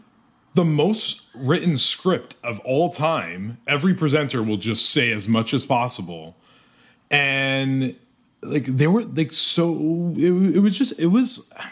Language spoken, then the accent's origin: English; New York, United States; I'm from New York